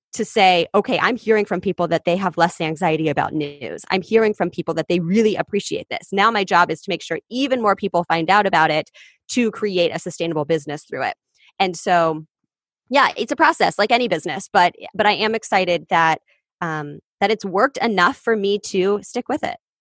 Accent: Kansas City, Kansas, United States; moved away as an adult; also born or lived in Columbia, Missouri / Los Angeles; I grew up in Kansas City on the Kansas side.

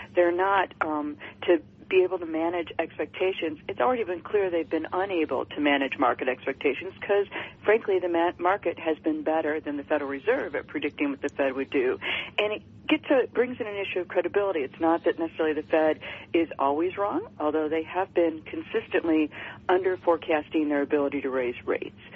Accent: Detroit, Michigan, United States; I'm from Detroit

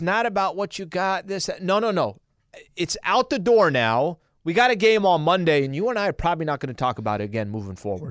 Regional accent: El Cajon, California, United States; I was still a Chaldean kid growing up in El Cajon.

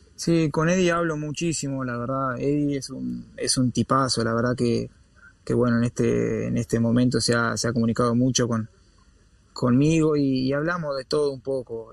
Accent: Uruguay; moved away as an adult; also born or lived in Spain / England; así somos los uruguayos

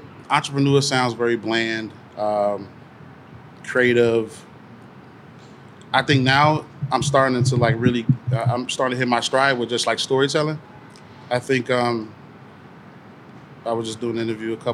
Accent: Chicago, Illinois, United States; West Side, Austin area, it was just, like, we called it L-Town, everywhere I was from

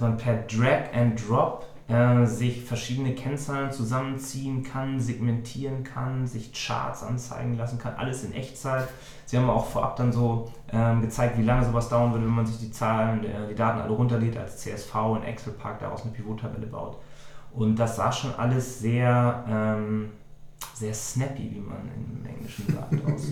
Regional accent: Germany; Als, als Deutsche

